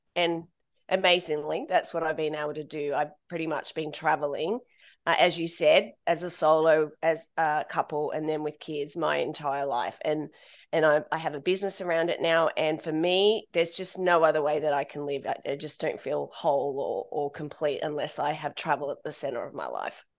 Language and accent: English; Australia; moved away as an adult; also born or lived in United Kingdom / Ireland / Bangkok; being Australian, we're part of the British Commonwealth